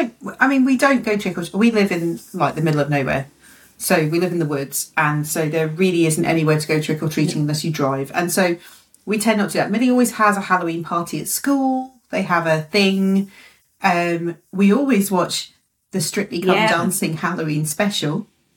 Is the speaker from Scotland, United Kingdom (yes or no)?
yes; Scotland, United Kingdom; moved away; So I grew up in Scotland